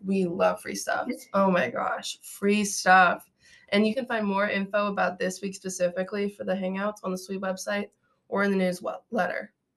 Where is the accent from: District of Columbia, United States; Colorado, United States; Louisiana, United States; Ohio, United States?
Ohio, United States; Akron; I'm from Akron, Ohio